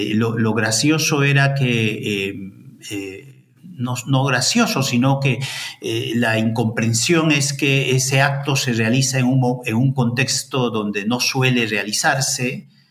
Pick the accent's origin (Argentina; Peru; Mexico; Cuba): Peru; Ayacucho; moved away as an adult; also born or lived in Madison, Wisconsin, United States; now in Santiago, Chile; yo soy de Ayacucho